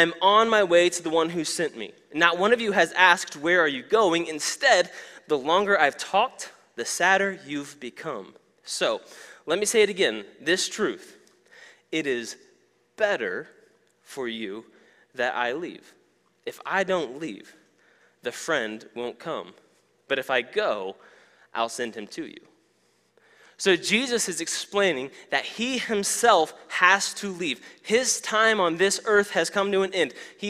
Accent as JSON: {"language": "English", "town": "Joplin", "region": "Missouri", "country": "United States", "tie": "born or raised there", "said": "my hometown of Joplin, Missouri"}